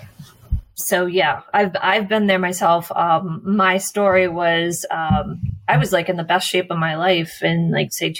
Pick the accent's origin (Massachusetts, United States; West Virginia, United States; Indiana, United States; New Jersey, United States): Massachusetts, United States; moved away; I grew up in Massachusetts.